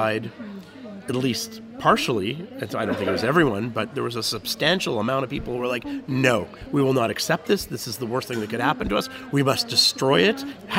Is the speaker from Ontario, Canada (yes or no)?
yes; Ottawa, Ontario, Canada; moved away as an adult; also born or lived in Israel; now in Tel Aviv, Israel; I'm Canadian. I was born in Ottawa, lived in Ottawa most of my life, and then I came to Israel.